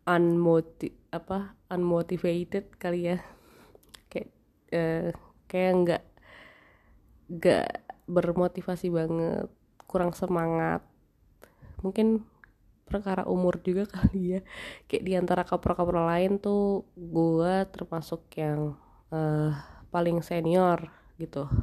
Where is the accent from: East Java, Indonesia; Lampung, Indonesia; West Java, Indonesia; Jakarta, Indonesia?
Jakarta, Indonesia; tapi gue kan orang Jakarta ya gue bawa baju itu limited sekali